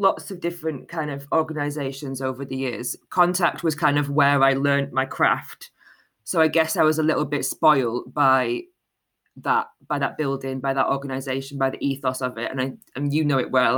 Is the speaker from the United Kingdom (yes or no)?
yes; Manchester, North West England, United Kingdom; I grew up in North Manchester in an area called Moston